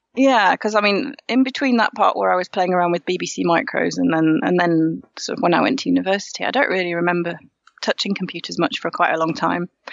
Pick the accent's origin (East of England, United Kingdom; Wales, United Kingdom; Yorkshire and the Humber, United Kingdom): Yorkshire and the Humber, United Kingdom; moved away as an adult; also born or lived in Normandy, France; now in Paris, France; I'm from Yorkshire. Um, and I moved over to France about half my life ago, so after university